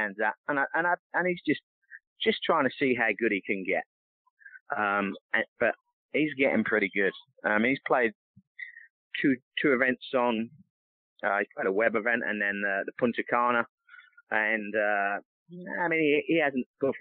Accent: England, United Kingdom; now in United States; growing up in England

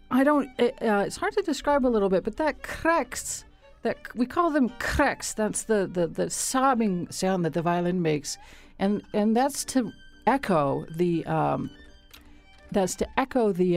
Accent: United States; moved away as an adult; also born or lived in Hungary; for me as an American coming to Hungary

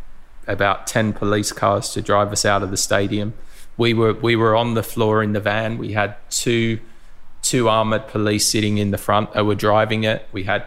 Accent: Mildura, Victoria, Australia; So Lee, Jason and myself were all grew up in Mildura. We're all from Mildura.

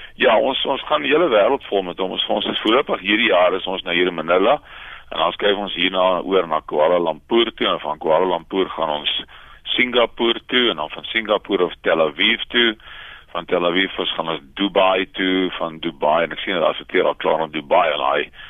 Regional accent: South Africa

